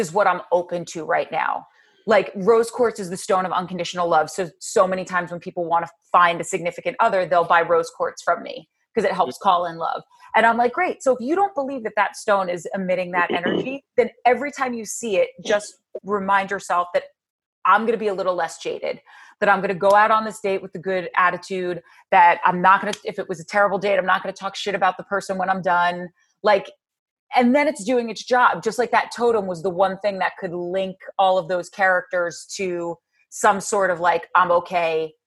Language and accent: English; New Jersey, United States; so I grew up, like I said, in Jersey, and I grew up 19 miles outside of New York City